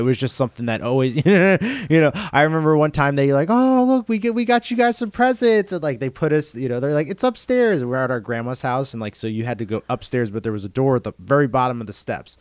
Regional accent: north of New York City, New Jersey, United States; I grew up north in New York City, uh, in New Jersey

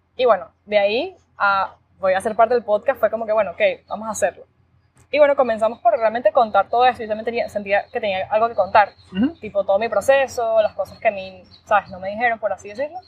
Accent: Valencia, Carabobo, Venezuela; moved away as an adult; also born or lived in Miami, United States; now in United States; soy venezolana, vivo en Estados Unidos desde el 2016. Bueno, como muchos, estudié, crecí en Venezuela, 100% venezolana

